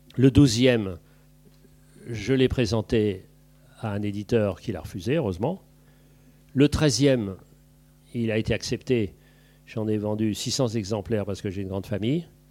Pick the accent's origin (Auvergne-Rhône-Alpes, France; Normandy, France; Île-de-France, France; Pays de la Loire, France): Île-de-France, France; Paris; also born or lived in Brittany / Île-de-Bréhat; je suis petit parisien